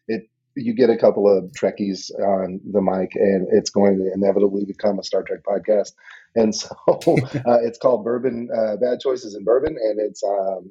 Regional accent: Central Arkansas, United States; I hail from Central Arkansas

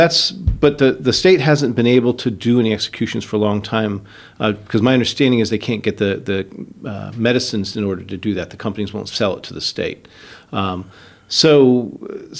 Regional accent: Florida, United States; I grew up in Florida

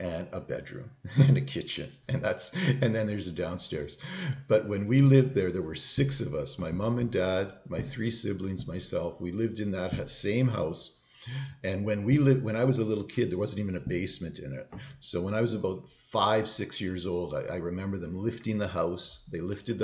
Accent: Thunder Bay, Ontario, Canada; moved away; I grew up in Thunder Bay, Ontario.

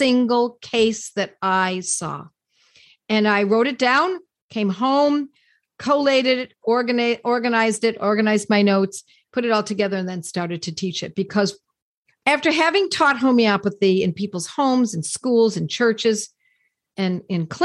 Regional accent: Buffalo, New York, United States; Buffalo, New York, my hometown

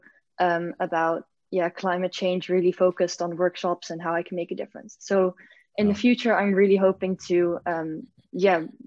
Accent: Belgium; now in Netherlands; I'm from Belgium originally, but I live in the Netherlands

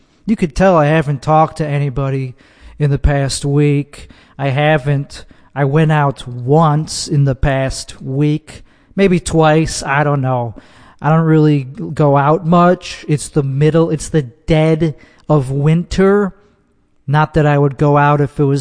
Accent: Chicago suburbs, Illinois, United States; moved away; Not from the city, I'm from the suburbs of Chicago, which is called Chicago land

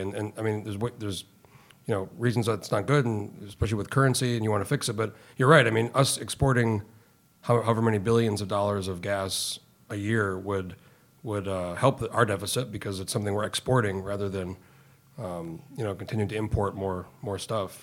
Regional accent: Alaska, United States; I'm from Alaska

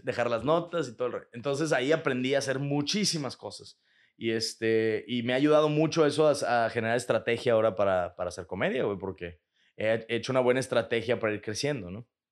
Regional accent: Monterrey, Nuevo León, Mexico; also born or lived in Chicago, United States; now in Mexico City, Mexico; Yo soy de aquí de Monterrey. Yo soy de Monterrey.

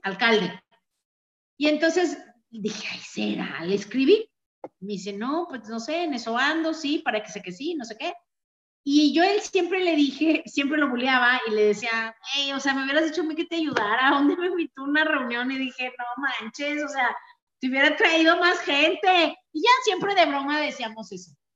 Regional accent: Mexico

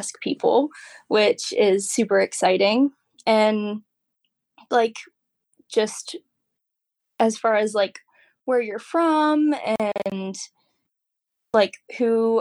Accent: Virginia, United States; also born or lived in Kentucky; now in Reddick, Florida, United States; I'm originally from Virginia. I am based in Reddick, Florida

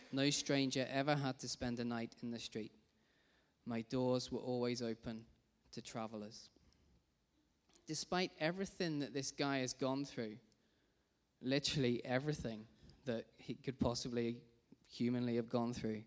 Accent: Rugby, West Midlands, United Kingdom; I grew up in Rugby in the Midlands

